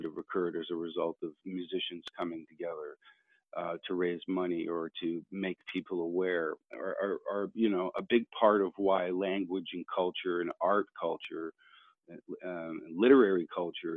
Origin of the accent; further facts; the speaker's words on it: Canada; I am Canadian musician, gentleman farmer